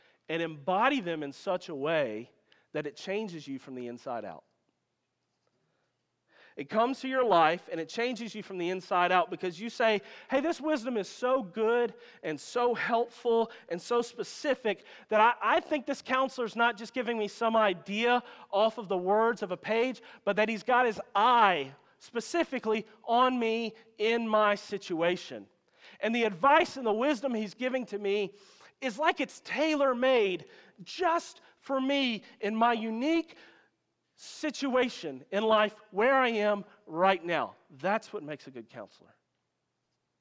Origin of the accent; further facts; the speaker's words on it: Louisiana, United States; I'm from Louisiana